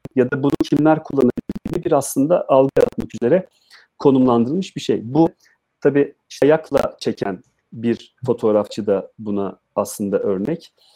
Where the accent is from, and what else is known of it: Adıyaman, Turkey; moved away